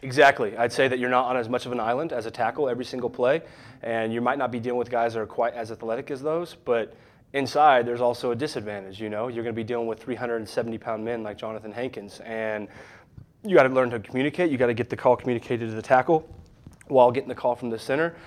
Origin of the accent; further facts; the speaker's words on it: Wiggins, Colorado, United States; moved away as an adult; also born or lived in Manhattan, Kansas; growing up in Wiggins